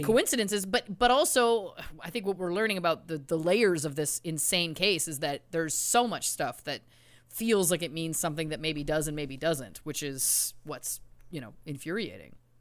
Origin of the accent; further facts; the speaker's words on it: Canada; we're Canadian.